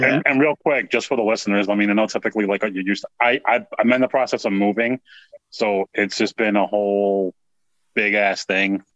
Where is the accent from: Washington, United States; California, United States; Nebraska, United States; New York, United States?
New York, United States; growing up in New York in the Bronx